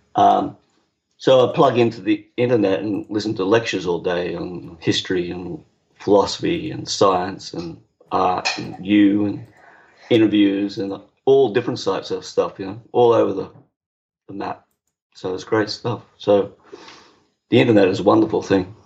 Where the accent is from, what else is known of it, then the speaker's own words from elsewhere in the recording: Brisbane, Queensland, Australia; moved away as an adult; now in British Columbia, Canada; Brisbane, Australia